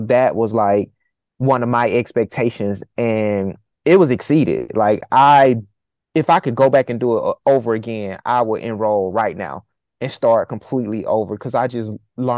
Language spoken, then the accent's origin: English; right outside of Auburn, Alabama, United States; I'm a 17-year-old black boy. I just want to be loved. Growing up right outside of Auburn